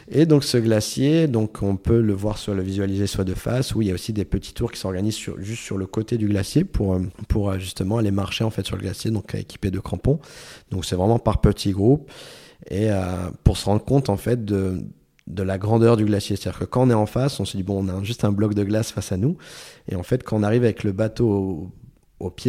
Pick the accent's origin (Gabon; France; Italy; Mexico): France; au bout de deux minutes on se rend compte qu'on est français tous les deux.